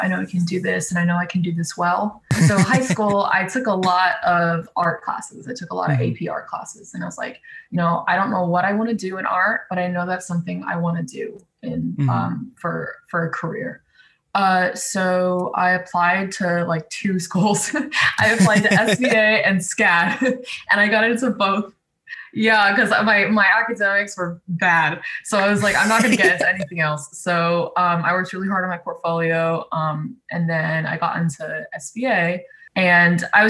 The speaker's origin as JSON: {"language": "English", "region": "South Florida", "country": "United States", "said": "I'm from South Florida"}